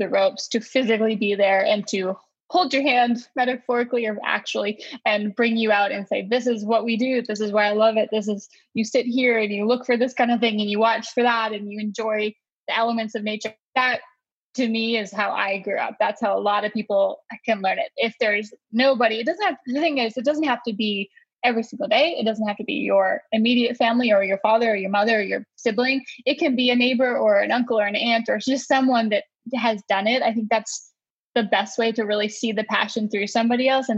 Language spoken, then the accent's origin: English; West Coast of Canada, British Columbia, Canada; now in North Carolina, United States; We're from the West Coast. So we grew up with a fresh fish, like the West Coast of Canada